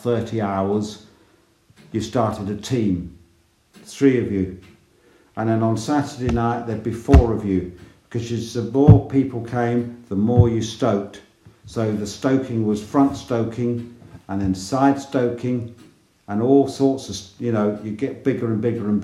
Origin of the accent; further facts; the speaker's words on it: England, United Kingdom; I'm from England.